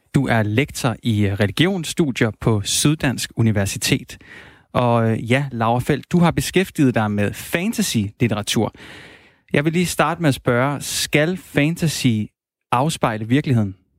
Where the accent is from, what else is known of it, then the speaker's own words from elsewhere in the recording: Silkeborg, Central Denmark Region, Denmark; jeg er opvokset i Silkeborg